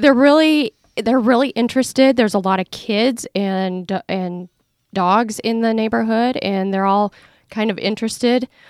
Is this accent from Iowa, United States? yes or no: yes; Iowa, United States; now in Oregon, United States; where I grew up in Iowa.